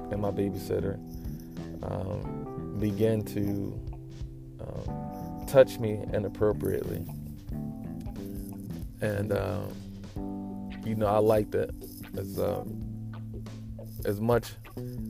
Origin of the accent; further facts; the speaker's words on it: Trenton, New Jersey, United States; I grew up in Trenton, New Jersey, in the projects.